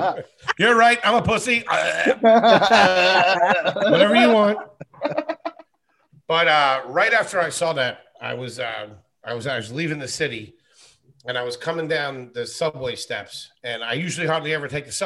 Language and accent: English; Wilkes-Barre, Pennsylvania, United States; now in New York, United States; I was born in Wilkes-Barre. It happened in, I think, a place called Plains, but I could be wrong. But I know it was close to Scranton and close to Wilkes-Barre.